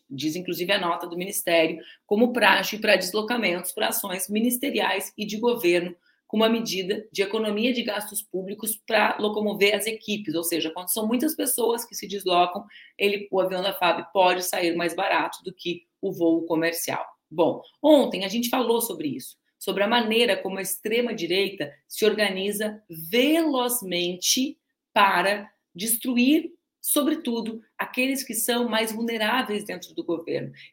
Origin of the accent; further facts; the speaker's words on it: Brazil; eu sou brasileira